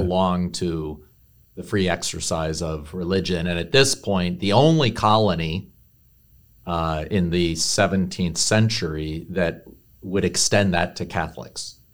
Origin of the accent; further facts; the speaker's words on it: Carroll County, Maryland, United States; I grew up in Maryland. I grew up in Carroll County